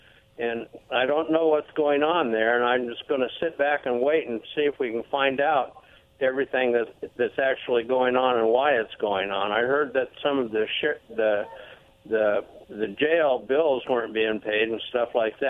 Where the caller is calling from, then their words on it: Pasco, Washington, United States; also born or lived in Kennewick / Richland; from out of Pasco. I lived in Kennewick and Richland for years and years.